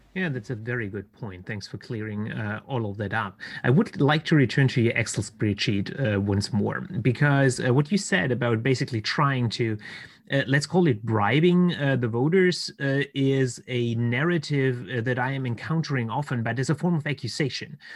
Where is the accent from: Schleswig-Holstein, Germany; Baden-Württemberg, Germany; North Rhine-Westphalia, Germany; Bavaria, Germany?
Baden-Württemberg, Germany; here in Germany, in my home state of Baden Württemberg